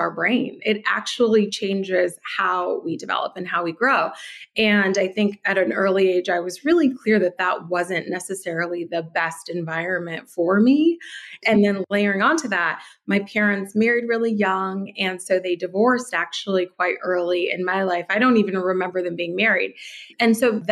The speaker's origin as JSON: {"language": "English", "town": "Detroit", "region": "Michigan", "country": "United States", "tie": "born or raised there", "also_born_or_lived": "New York", "moved": "yes", "said": "I was born and raised in Detroit in the 80s"}